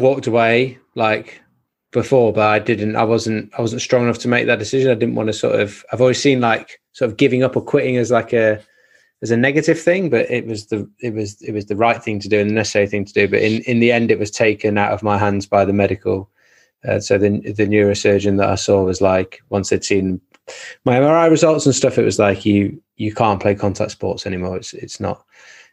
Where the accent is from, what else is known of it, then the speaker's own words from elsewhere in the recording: Nottingham, East Midlands, United Kingdom; Played 13 years professionally at Nottingham, which is like my hometown club